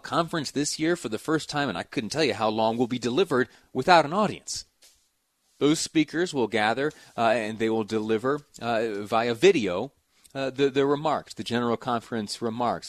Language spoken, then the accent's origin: English; Western New York, United States; moved away; my hometown in Western New York